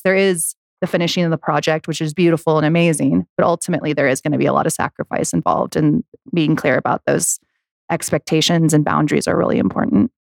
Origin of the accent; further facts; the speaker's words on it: United States; I grew up in Lake Tahoe, I was a snowboarder